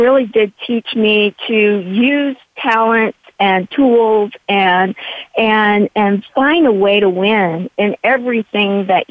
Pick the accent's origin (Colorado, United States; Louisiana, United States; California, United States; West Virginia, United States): California, United States; San Diego; I was raised in the East County of San Diego